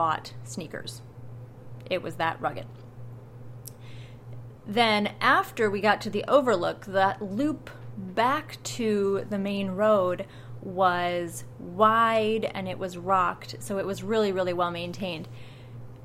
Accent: Iowa, United States; my home state of Iowa

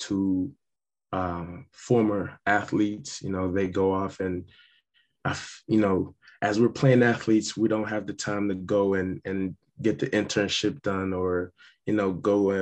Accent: St. Kitts & Nevis; moved away; also born or lived in Oklahoma, United States / Ohio, United States; growing up in Ireland, St. Kitts, you know, it's not a lot of resources there, especially, you know, moving to Oklahoma

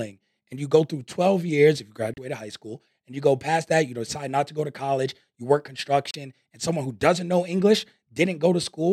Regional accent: New York, United States; now in Las Vegas, United States; I grew up in New York

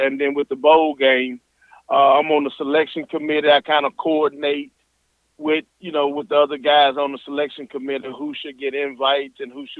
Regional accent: Mississippi, United States; Well, everywhere I go, I'm proud to say I'm from Mississippi. Sometimes people look at me, we're like, you're from Mississippi? Yeah, I'm from Mississippi.

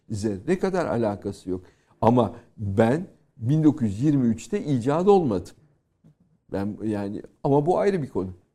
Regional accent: Turkey; moved away as an adult; now in France; benim doğup büyüdüğüm kültür

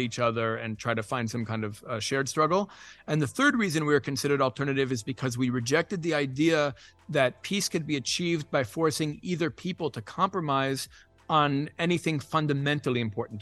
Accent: New York City, New York, United States; moved away as an adult; now in Israel; I had been born and raised in Manhattan, son of immigrants

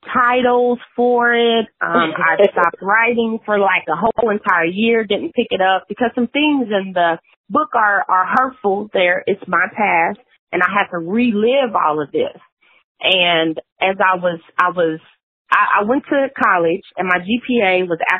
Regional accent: Princeton, Indiana, United States; moved away as an adult; also born or lived in Evansville, Indiana / West Tennessee; I am originally from a small town in Indiana. It's called Princeton.

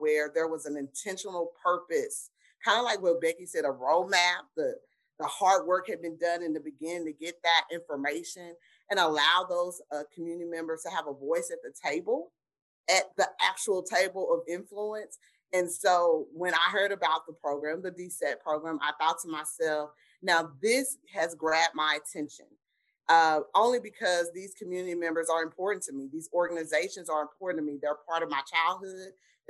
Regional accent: Dallas, Texas, United States; I'm from Oak Cliff, proud native of Oak Cliff. The bottom is home. My relatives are from South Dallas, who had small businesses in in South Dallas that I grew up with. And West Dallas is where my father's side of the family.

